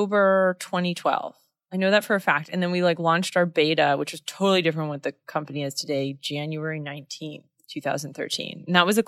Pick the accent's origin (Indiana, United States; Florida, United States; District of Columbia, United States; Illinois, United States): District of Columbia, United States; Washington; I am from Washington, D.C.